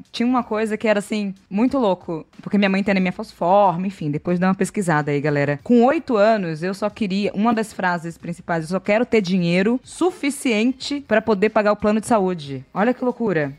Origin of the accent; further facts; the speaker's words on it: ABC Paulista, São Paulo, Brazil; sou da ABC de São Paulo